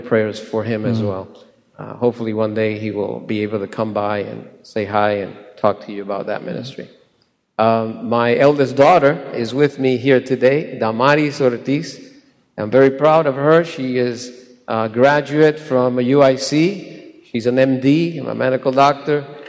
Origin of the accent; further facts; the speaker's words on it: Puerto Rico; also born or lived in Chicago; I was born in Puerto Rico in 1960. Boricua